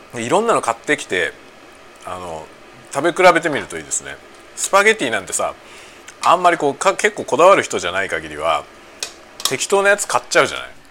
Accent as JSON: {"language": "Japanese", "region": "Tokyo", "country": "Japan", "tie": "born or raised there", "moved": "yes", "said": "僕の実家はね、東京"}